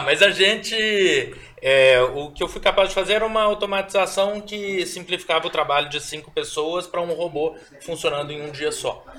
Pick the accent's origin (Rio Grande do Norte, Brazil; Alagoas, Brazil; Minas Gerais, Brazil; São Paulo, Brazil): Minas Gerais, Brazil; Belo Horizonte; born or raised there; also born or lived in Mariana